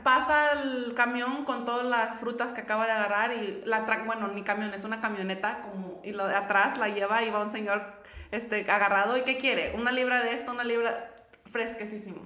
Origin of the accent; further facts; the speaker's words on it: Querétaro, Mexico; moved away; yo vengo de, yo soy de Querétaro